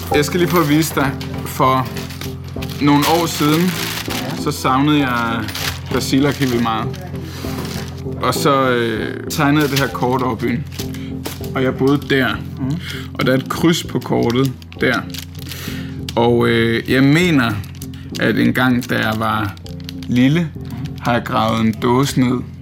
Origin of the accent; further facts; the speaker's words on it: Tasiilaq, Greenland; now in Denmark; hele min barndom er jeg boet her. Nå. Vokset op her.